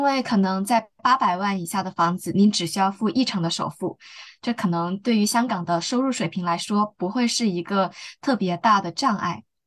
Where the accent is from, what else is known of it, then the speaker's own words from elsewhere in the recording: Guangdong, China; moved away as an adult; also born or lived in Beijing; now in Hong Kong; 我本身就是在广东长大的，尽管我在北京进行了两年多的学习